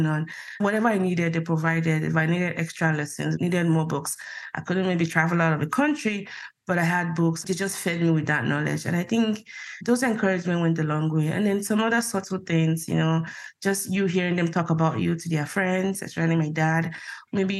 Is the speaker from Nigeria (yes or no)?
yes; Nigeria; moved away as an adult; now in United States; growing up in Nigeria, like most Nigerians, you had a religion